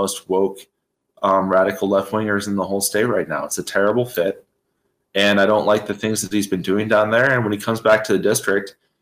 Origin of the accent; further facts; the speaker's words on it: Moose Pass, Alaska, United States; also born or lived in Anchorage, Alaska; So I grew up in Moose Pass, Alaska